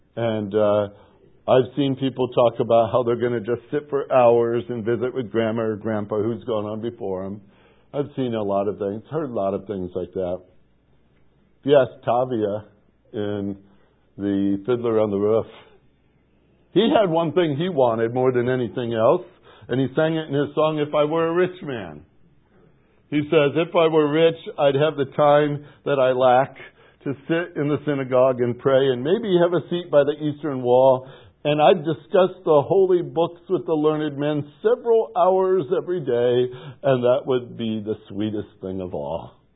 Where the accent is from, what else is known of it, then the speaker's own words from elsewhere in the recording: Portage, Indiana, United States; moved away; As a youngster growing up in Portage, Indiana, it was right on the bottom of Lake Michigan